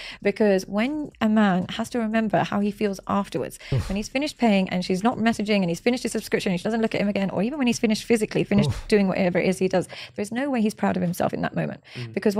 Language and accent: English; Pakistan; That's no offense when I say India. I'm from Pakistan.